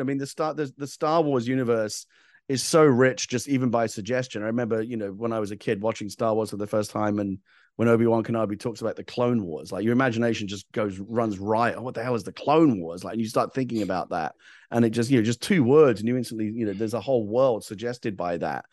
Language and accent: English; England, United Kingdom; I'm from England